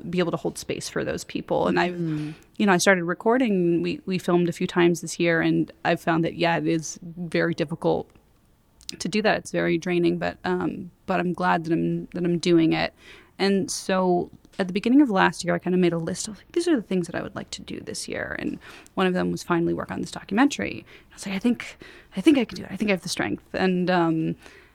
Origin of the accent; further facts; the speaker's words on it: Los Angeles, California, United States; I grew up in West